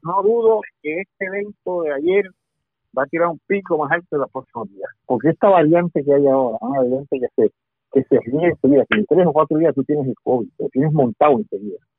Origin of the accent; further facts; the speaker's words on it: Puerto Rico; yo soy el puertorriqueño